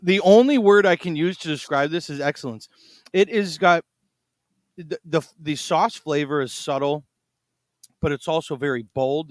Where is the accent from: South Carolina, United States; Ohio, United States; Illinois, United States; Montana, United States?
Illinois, United States; Chicago; I'm from Chicago